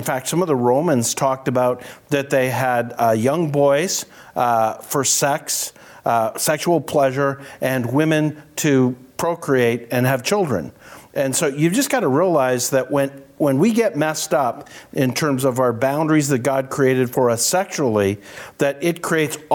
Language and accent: English; Canada; I'm a Canadian